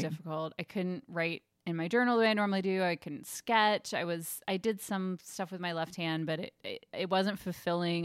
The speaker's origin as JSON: {"language": "English", "country": "Germany", "tie": "born or raised there", "moved": "yes", "said": "I grew up in Germany"}